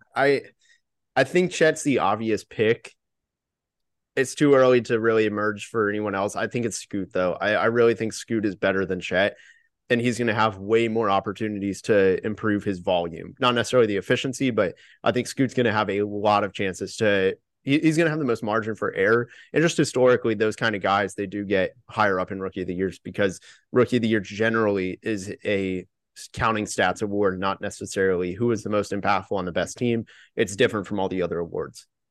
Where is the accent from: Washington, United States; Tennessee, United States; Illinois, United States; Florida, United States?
Florida, United States; Orlando; I was born in Orlando